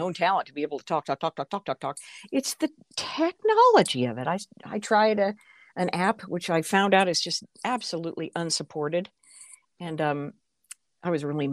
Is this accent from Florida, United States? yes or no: no; Phoenix, Arizona, United States; moved away; the market that I started out in, you know, that's my hometown